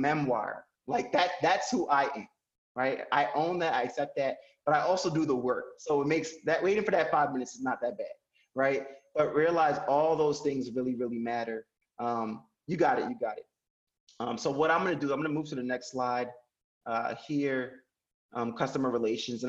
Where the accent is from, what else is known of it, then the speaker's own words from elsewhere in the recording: Paterson, New Jersey, United States; I'm an American. I was born in Paterson, New Jersey.